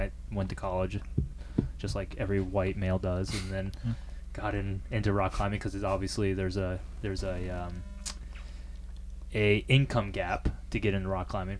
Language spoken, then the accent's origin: English; Cincinnati, Ohio, United States; I'm from Cincinnati, obviously.